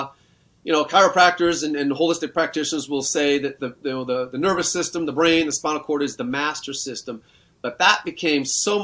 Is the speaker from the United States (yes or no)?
no; Canada; I grew up in Canada in a rural setting.